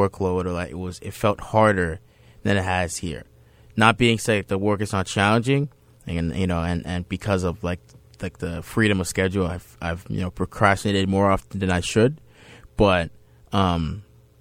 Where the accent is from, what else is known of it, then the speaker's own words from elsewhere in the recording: Boston, Massachusetts, United States; also born or lived in Dorchester; I also grew up and was raised for the first 7 years of my life in Boston